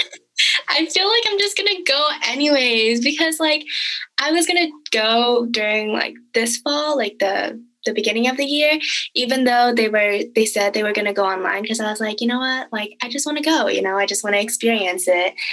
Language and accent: English; the Bay Area, California, United States; I am from the Bay Area